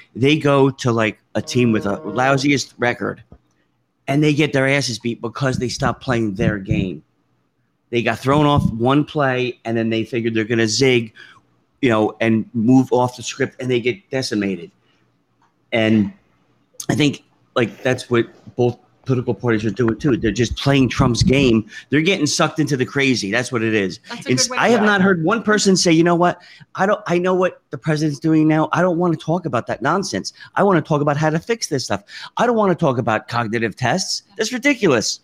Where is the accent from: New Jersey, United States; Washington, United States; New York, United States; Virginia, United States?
New Jersey, United States; Piscataway; I grew up in Piscataway, New Jersey